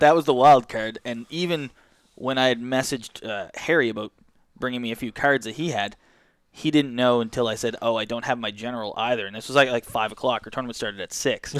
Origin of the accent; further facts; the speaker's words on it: Canada; We're Canadian